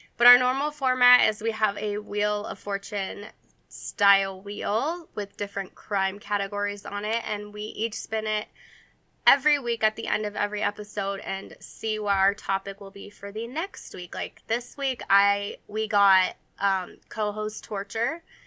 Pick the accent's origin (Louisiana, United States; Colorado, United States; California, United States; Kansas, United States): Colorado, United States; Denver; I'm from Denver